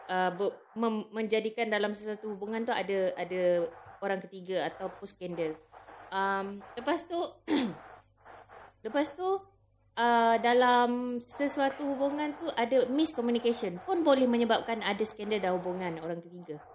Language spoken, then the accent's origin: Malay; Terengganu, Malaysia; Ya, yeah, sebab saya orang Terengganu.